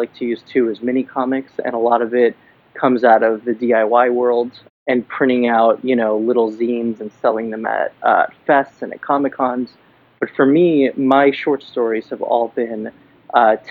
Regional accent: Miami, Florida, United States; moved away as an adult; now in New York City, United States; I'm in New York now, but I'm originally from Miami, Florida

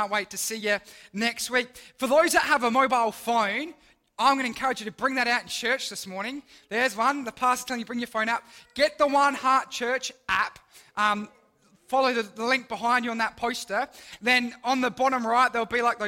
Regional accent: Mount Barker, South Australia, Australia; now in Port Lincoln, Australia; I grew up in the Adelaide Hills, so I grew up in the town of Mount Barker

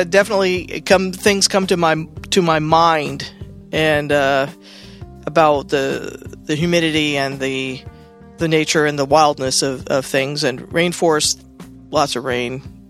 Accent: Seattle, Washington, United States; I'm from Seattle

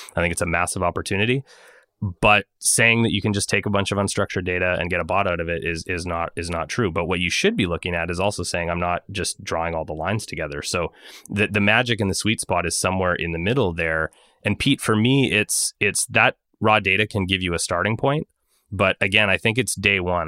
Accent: Montreal, Quebec, Canada; my hometown of montreal

